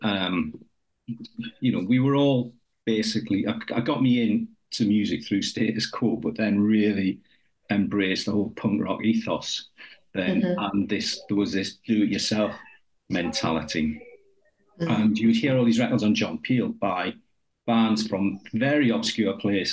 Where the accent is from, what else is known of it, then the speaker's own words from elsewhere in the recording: Newcastle upon Tyne, North East England, United Kingdom; accent: Geordie; moved away as an adult; also born or lived in Huddersfield; I was growing up in Newcastle.